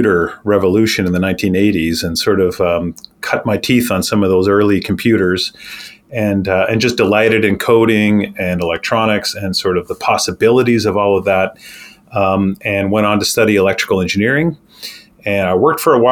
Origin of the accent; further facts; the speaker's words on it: Canada; moved away as an adult; now in Grand Rapids, United States; I hail from Canada and grew up and actually had most of my working career in Canada thus far